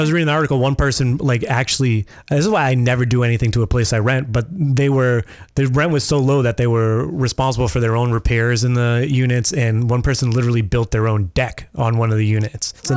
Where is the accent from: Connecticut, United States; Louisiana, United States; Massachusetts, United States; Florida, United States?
Massachusetts, United States; Worcester; I grew up in Worcester